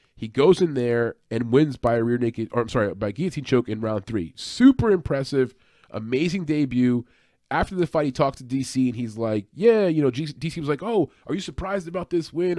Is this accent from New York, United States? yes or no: yes; New York, United States; I'm from New York